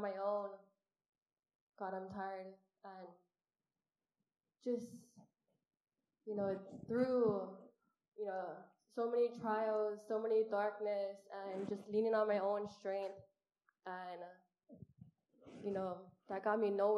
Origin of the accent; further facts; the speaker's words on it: Honolulu, Hawaii, United States; I'm from Kalihi, and a single mom